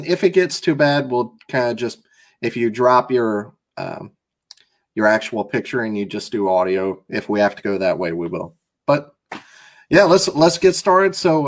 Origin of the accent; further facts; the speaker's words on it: Biloxi, Mississippi, United States; moved away; I'm from Biloxi, from the coast